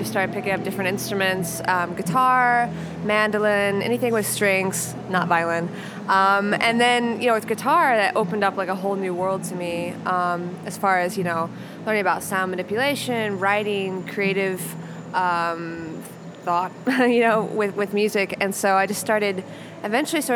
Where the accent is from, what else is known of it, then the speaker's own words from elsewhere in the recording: Kansas City, Missouri, United States; now in Chicago, United States; I was born in Kansas City.